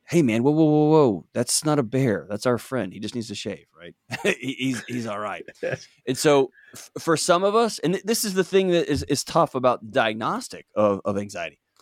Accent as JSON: {"language": "English", "region": "Texas", "country": "United States", "tie": "born or raised there", "moved": "yes", "said": "I grew up in Texas"}